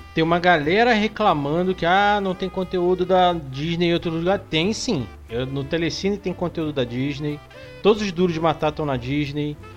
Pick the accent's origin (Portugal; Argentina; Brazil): Brazil; Rio de Janeiro; moved away; Eu venho do Rio de Janeiro